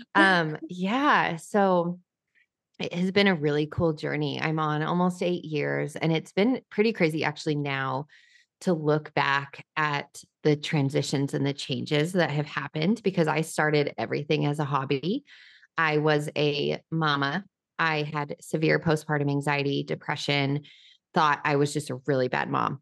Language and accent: English; New Mexico, United States; now in Nashville, United States; I'm from New Mexico